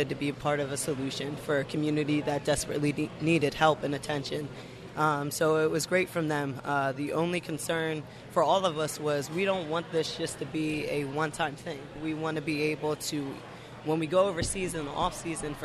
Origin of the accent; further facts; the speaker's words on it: Philadelphia, Pennsylvania, United States; moved away as an adult; now in Washington, D.C., United States; I'm from Philadelphia, 2 hours down 95